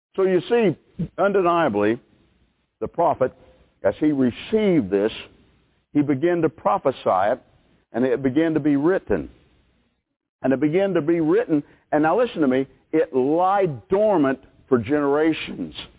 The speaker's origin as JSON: {"language": "English", "country": "United States", "said": "American people"}